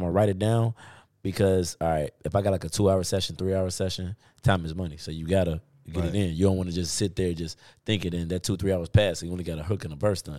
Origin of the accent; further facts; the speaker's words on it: Chicago, Illinois, United States; I'm from Chicago.